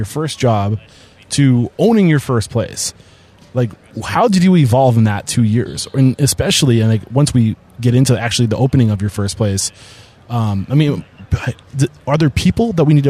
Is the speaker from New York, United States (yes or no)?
no; New Hampshire, United States; I'm from New Hampshire